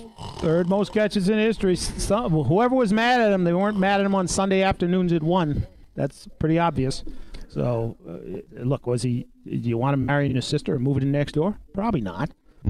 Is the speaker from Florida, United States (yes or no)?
no; Boston, Massachusetts, United States; I'm from Boston.